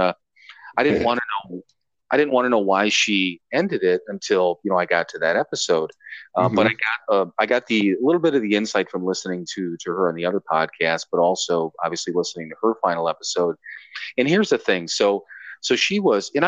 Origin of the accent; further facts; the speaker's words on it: Cleveland, Ohio, United States; I grew up there and spent so much time there.